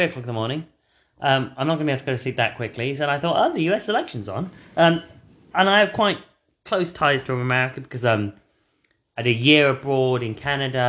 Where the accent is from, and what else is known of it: United Kingdom